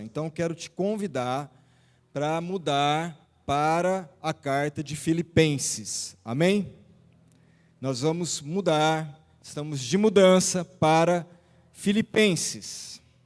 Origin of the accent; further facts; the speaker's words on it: Araçatuba, São Paulo, Brazil; moved away as an adult; now in São José do Rio Preto, Brazil; Nós nascemos, eu, quando falo nós, eu e a Vilma, e os meninos nascemos em Araçatuba e ficamos ali quase toda a vida, né? Quase 50 anos ali